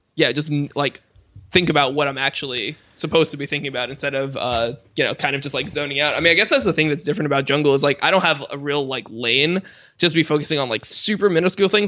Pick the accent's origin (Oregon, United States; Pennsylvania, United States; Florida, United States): Florida, United States; Miami; where I grew up, 'cause I was, I was from Miami